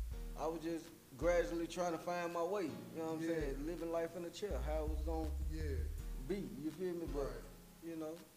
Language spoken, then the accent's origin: English; Nashville, Tennessee, United States; man. I'm from West Nashville